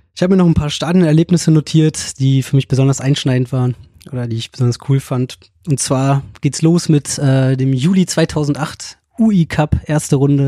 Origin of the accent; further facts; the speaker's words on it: Berlin, Germany; moved away as an adult; also born or lived in Münster; now in Leipzig, Germany; Ich komme aus Berlin und bin seit meiner Grundschulzeit Hertha-Fan.